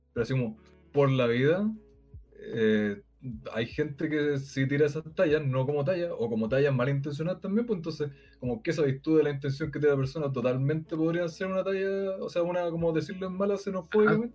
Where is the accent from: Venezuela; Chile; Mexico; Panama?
Chile; soy chileno, y me voy a vivir de año a Argentina